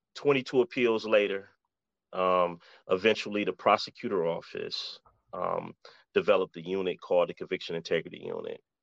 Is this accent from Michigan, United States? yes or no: yes; Detroit, Michigan, United States; I was born and raised in Detroit